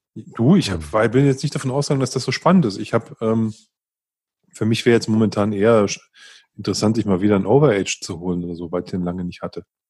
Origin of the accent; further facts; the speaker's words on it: Northern Germany, Germany; moved away; ich bin ja im, im Norden groß geworden und da trinkt man halt Pilz.